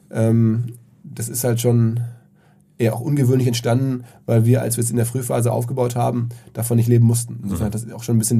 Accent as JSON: {"language": "German", "town": "Essen", "region": "North Rhine-Westphalia", "country": "Germany", "moved": "yes", "lives_now": "Hamburg, Germany", "said": "die meisten meiner Essener Freunde"}